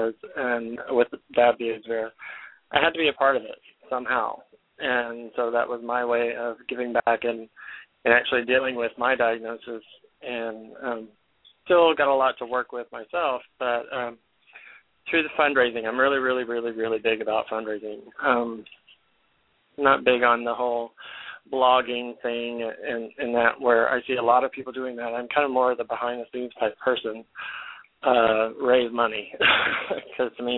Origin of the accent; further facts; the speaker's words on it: Lubbock, Texas, United States; moved away as an adult; now in Jacksonville, United States; Lubbock, Texas is my hometown.